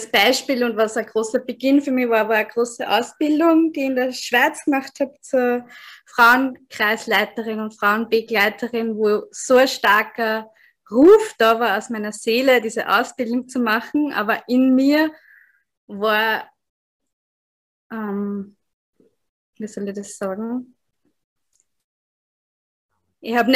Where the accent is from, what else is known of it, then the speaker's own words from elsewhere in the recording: Austria; now in Tanzania; Also ich bin … ich komme ursprünglich in, aus Österreich, aber jetzt bin ich gerade in Sansibar, also gerade aus Sansibar in Ostafrika zugeschaltet